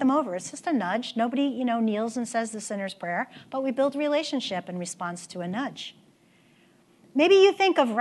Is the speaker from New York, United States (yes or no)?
yes; New York, United States; moved away; I'm from New York